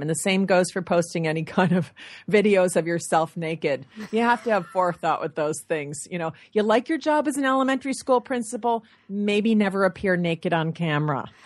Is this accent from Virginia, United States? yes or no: no; Michigan, United States; moved away; I'm from Michigan